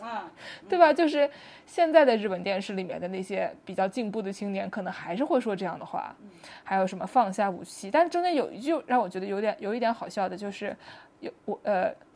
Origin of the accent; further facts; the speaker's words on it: Nanjing, Jiangsu, China; 作为一个南京人